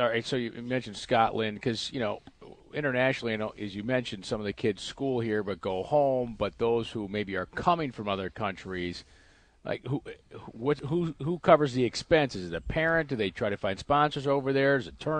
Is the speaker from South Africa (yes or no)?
yes; South Africa; accent: South African; You know, I can't do it with my South African accent.